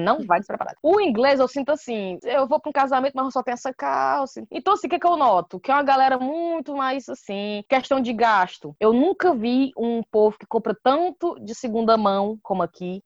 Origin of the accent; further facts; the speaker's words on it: Brazil; moved away as an adult; also born or lived in England; now in United Kingdom; eu sou do Brasil